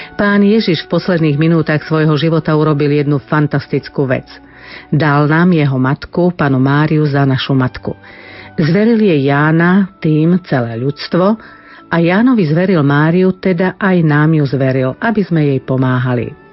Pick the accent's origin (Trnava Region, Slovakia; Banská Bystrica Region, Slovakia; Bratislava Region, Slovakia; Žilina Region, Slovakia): Bratislava Region, Slovakia; Bratislava; Pochádzam z Bratislavy